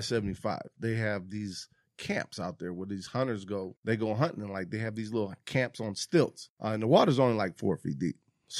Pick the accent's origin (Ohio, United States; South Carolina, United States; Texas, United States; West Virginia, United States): Ohio, United States; Cleveland; also born or lived in Detroit; Growing up in Cleveland, growing up in Detroit